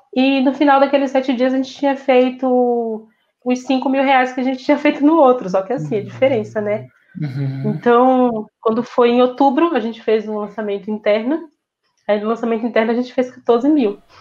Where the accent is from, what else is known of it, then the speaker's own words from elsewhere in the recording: interior of Bahia, Brazil; moved away; Eu vim de uma família muito humilde, sabe? Vim de um interior da Bahia, onde a gente não tem acesso a quase nada